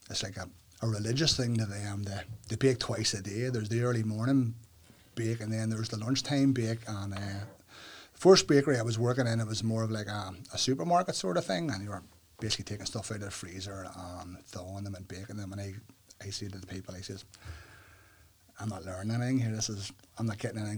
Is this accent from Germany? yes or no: no; Northern Ireland, United Kingdom; Growing up in Northern Ireland, especially here in Uri